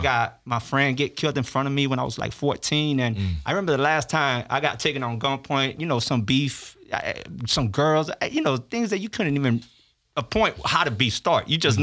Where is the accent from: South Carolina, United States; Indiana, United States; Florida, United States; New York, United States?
Florida, United States; Miami; also born or lived in Orlando; I was born in Miami, but I grew up in prison, mm. and then got to go to school in Orlando.